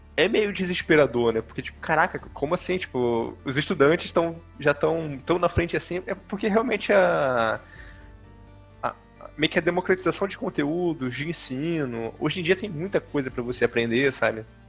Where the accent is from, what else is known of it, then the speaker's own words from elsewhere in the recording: Rio de Janeiro, Brazil; moved away as an adult; now in Manaus, Brazil; eu sou do Rio de Janeiro, mas atualmente eu moro em Manaus, aqui no Amazonas